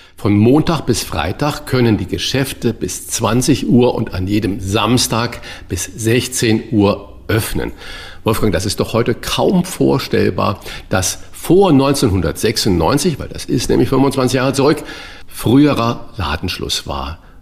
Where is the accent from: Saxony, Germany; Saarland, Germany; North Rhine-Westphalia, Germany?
Saarland, Germany; ich bin ja auch gebürtiger Saarländer